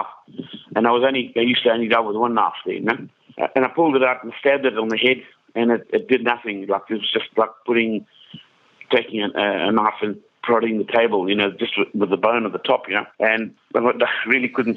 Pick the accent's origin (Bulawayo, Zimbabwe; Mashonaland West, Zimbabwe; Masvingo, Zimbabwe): Mashonaland West, Zimbabwe; Kariba; I grew up in Kariba in Zimbabwe.